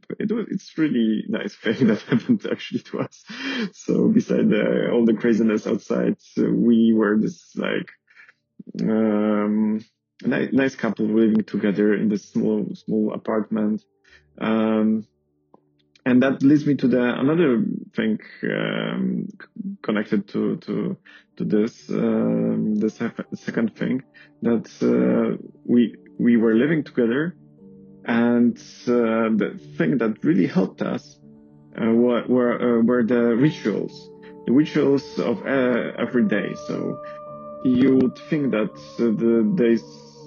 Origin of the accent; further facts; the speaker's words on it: Poland; moved away as an adult; now in Paris, France; I am from Poland.